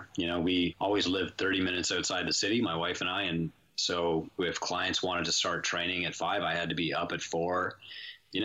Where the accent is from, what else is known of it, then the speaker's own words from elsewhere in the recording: St. Joseph Island, Ontario, Canada; also born or lived in Sault Ste. Marie, Ontario; I was born Sault Ste. Marie, Ontario. We're in kind of northern Canada, and I spent my childhood on an island called St. Joseph Island